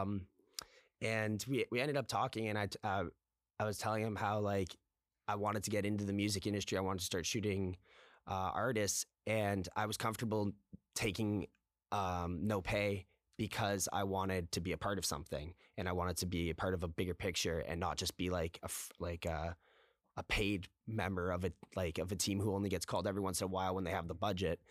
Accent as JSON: {"language": "English", "town": "Toronto", "region": "Ontario", "country": "Canada", "tie": "born or raised there", "also_born_or_lived": "Guelph", "said": "I'm actually from Toronto, born and raised here, uh, in the West End"}